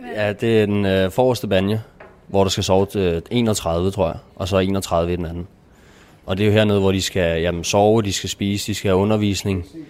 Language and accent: Danish; Nykøbing Falster, Zealand, Denmark; Jeg er 21. Jeg kommer fra Nykøbing Falster